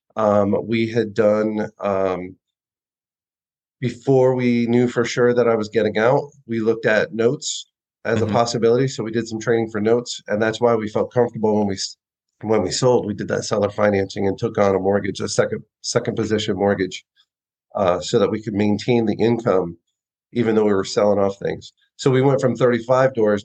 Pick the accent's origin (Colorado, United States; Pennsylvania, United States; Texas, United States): Texas, United States; Austin; we're from Austin, Texas.